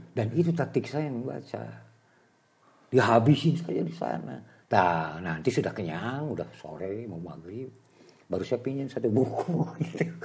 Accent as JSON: {"language": "Indonesian", "town": "Tasikmalaya", "region": "West Java", "country": "Indonesia", "tie": "born or raised there", "also_born_or_lived": "Bandung", "said": "Saya dulu dibesarkan di Tasik"}